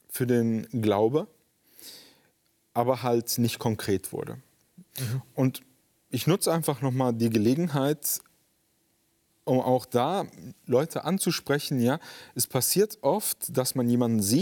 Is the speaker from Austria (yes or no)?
no; Spain; In Spanien, also ich bin in Spanien groß geworden. Meine Eltern sind mit mir ausgewandert.